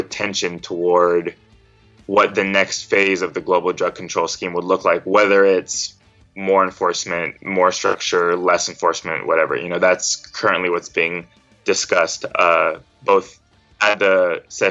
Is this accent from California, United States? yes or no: yes; Fresno, California, United States; also born or lived in San Francisco Bay Area, California; I was born and raised in Fresno, California